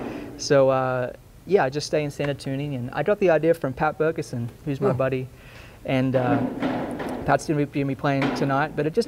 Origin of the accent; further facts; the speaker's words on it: Australia; moved away as an adult; also born or lived in Nashville, United States; now in Montana, United States; It's nice to be back in Nashville. I was living here for 12 years. I'm from Australia originally, but moved down to Nashville